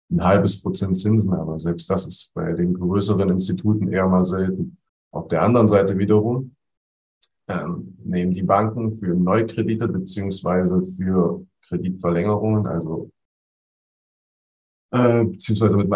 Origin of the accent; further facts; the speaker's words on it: East Germany, Germany; Also ich als Ossi freue mich da doppelt.